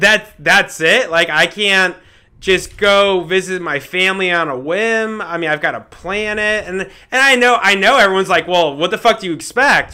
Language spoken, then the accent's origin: English; Fort Lauderdale, Florida, United States; moved away as an adult; also born or lived in Houston, Texas; now in Denver, United States; I am from Fort Lauderdale, Florida